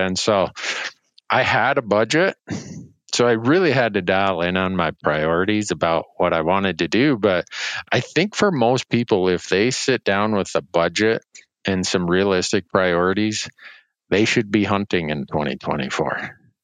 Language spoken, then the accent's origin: English; Montana, United States; my home state of Montana